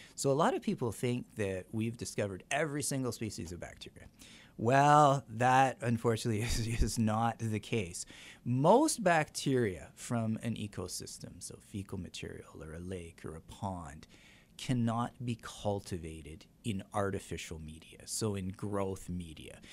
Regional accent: Canada; now in La Crosse, United States; I'm Canadian

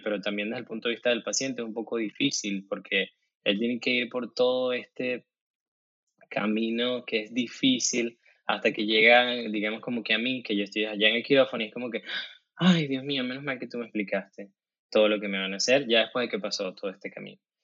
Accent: Venezuela; now in United States; nosotros como, como venezolanos migrantes

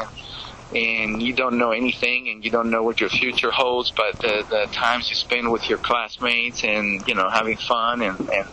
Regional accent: Greece; now in United States; growing up in Greece

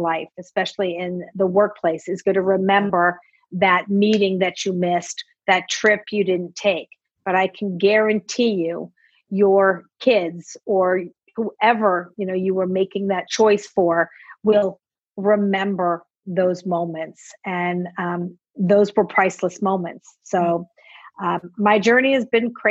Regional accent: Los Angeles, California, United States; moved away as an adult; also born or lived in San Francisco / Germany / New York; And then we moved to Los Angeles when I was maybe 6 years old. So really grew up in Los Angeles

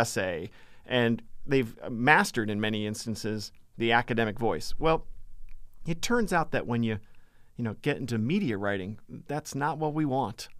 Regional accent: Massachusetts, United States; Born and raised in Massachusetts.

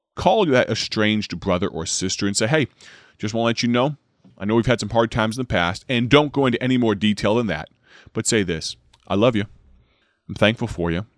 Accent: Dwight, United States; That's my hometown station, based out of my home church, the gospel voice of Dwight

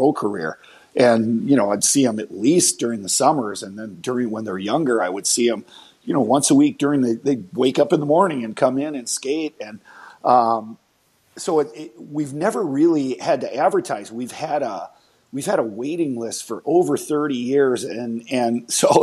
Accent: Mendota Heights, Minnesota, United States; I grew up in Mendota Heights, which is a suburb of St. Paul in the Twin Cities here in Minnesota.

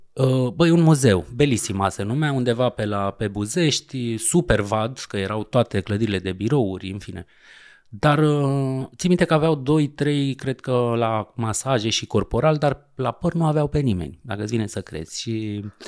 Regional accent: Romania; moved away as an adult; also born or lived in France; noi, ca români

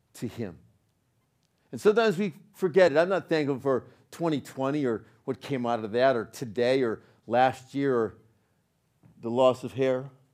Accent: Northeast, United States; accent: New York; I was born in the Northeast, you know, and I got that, I got that little bit of that, that New York thing

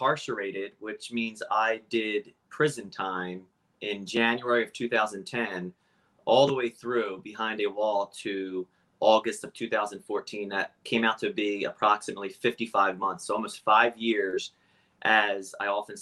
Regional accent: Cape May Court House, New Jersey, United States; also born or lived in Philadelphia; I grew up in South Jersey, Cape May Courthouse specifically. That is the southern tip of New Jersey. Born and raised down there

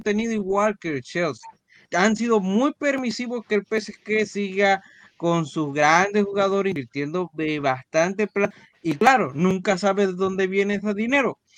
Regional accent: Panama; aquí las familias panameñas tenemos hijos

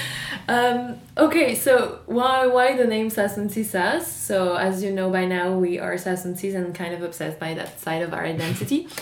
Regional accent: Marseille, Provence-Alpes-Côte d'Azur, France; English is a second language; I was born and raised in Marseille, uh, in the south of France

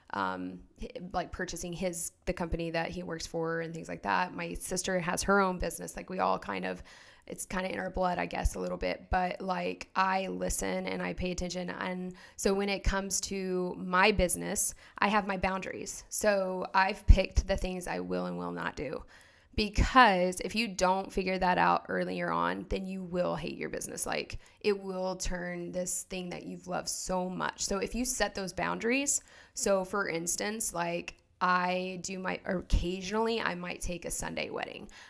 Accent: Oklahoma, United States; moved away as an adult; also born or lived in North Carolina; now in Phoenix, United States; I'm originally from Oklahoma, um, and we were I, both of us were kind of born and raised out there.

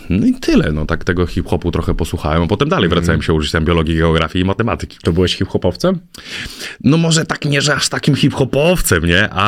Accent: a village near Warsaw, Masovian Voivodeship, Poland; Na wsi pod Warszawą.

